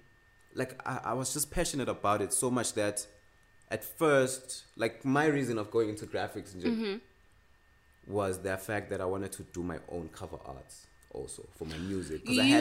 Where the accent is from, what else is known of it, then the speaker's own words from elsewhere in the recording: Sandla, Gauteng, South Africa; I grew up in Sandla. Yeah. We moved to Scott when I was young.